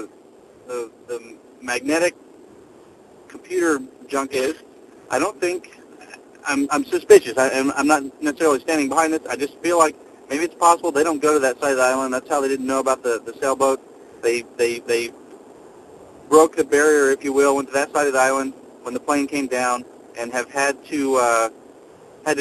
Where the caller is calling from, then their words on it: Texas, United States; I'm calling from Texas.